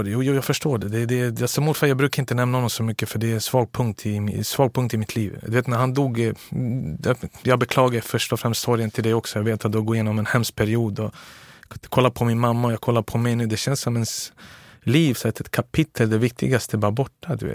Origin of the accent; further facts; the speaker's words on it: Belgrade, City of Belgrade, Serbia; born there; Jag är född den 6 februari 1982